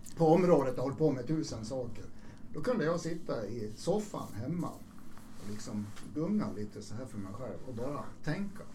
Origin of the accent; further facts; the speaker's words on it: Borlänge, Dalarna County, Sweden; Jag växte ju upp i, jag är född i Borlänge, jag växte upp mm. i, i Borlänge